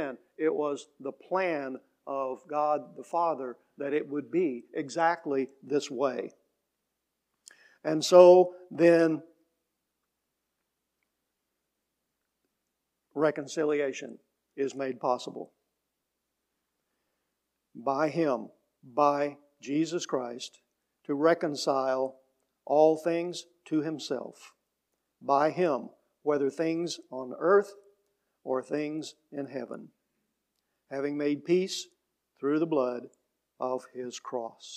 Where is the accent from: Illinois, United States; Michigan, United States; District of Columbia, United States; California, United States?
Illinois, United States; Mill Shoals; I grew up in the Baptist Church in Mill Shoals.